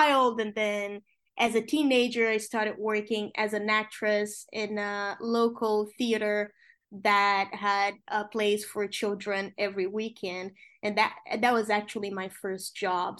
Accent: Rio de Janeiro, Brazil; English is a second language; moved away as an adult; now in New York, United States; my parents met when they were reporters working for a newspaper in Rio de Janeiro, my hometown

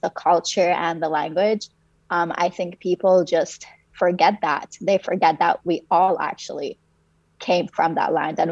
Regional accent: Palestine; now in Canada; I'm originally from Palestine, and I've immigrated to Canada in 2006.

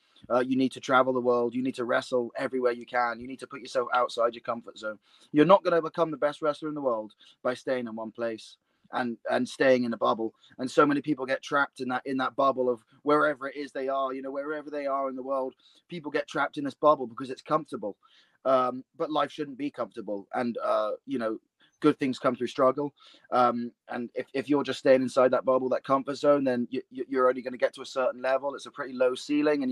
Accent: Bristol, South West England, United Kingdom; my hometown of Bristol

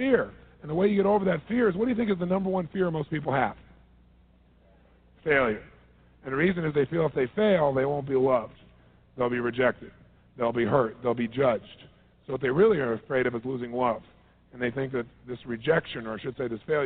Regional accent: Southern California, United States; I'm from Southern California

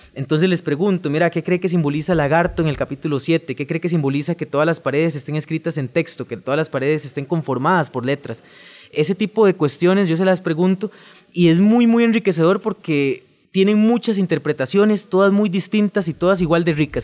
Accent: Alajuela, Costa Rica; vengo de Alajuela, soy de la ciudad de Alajuela

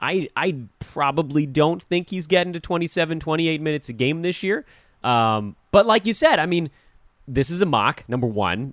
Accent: Los Angeles, California, United States; am an Angelino

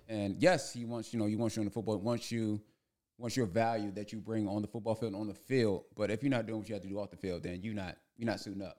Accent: Prince George's County, Maryland, United States; moved away as an adult; also born or lived in Hempstead, New York; growing up in Prince George's County

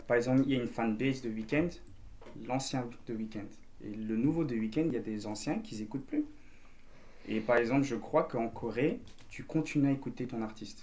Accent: Belgium; first language French; je suis belge avec des origines vietnamiennes

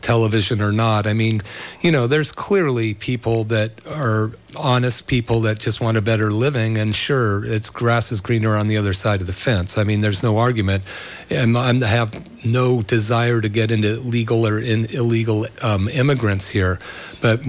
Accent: Berkeley, California, United States; I grew up in Berkeley

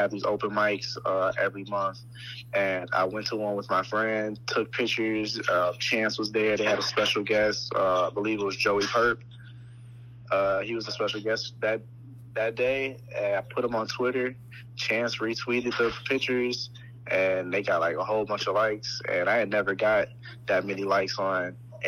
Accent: Chicago, Illinois, United States; born and raised in Chicago, all 21 years of my life.

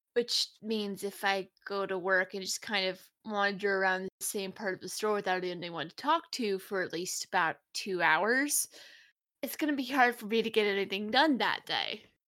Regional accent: Tennessee, United States; now in Texas, United States; I'm glad I moved to Texas because I grew up in Tennessee

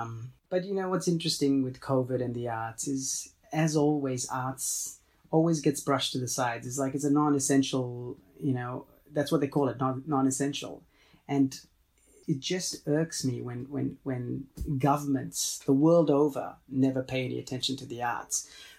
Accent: Australia; My nationality, I'm Australian.

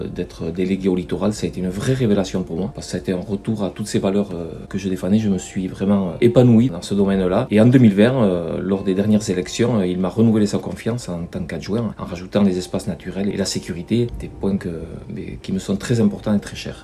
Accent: Bidart, Nouvelle-Aquitaine, France; J'ai grandi à Bidar, scolarisé de la maternelle au CM2

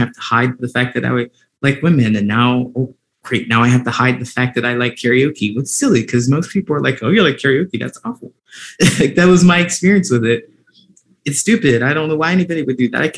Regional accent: Ohio, United States; growing up in Ohio

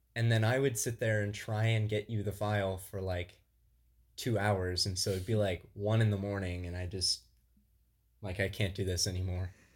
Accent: Southwest Illinois, United States; moved away as an adult; now in Grand Rapids, United States; I'm originally from Southwest Illinois. Uh, but now I live in Grand Rapids, Michigan

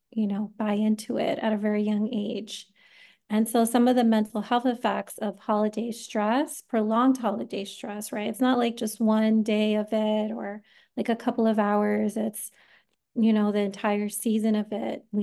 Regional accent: New York, United States; moved away; I am originally from New York

